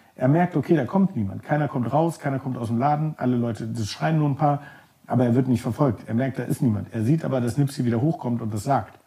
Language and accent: German; Germany; moved away as an adult; also born or lived in New York; ich komme aus Deutschland, bin kulturinteressiert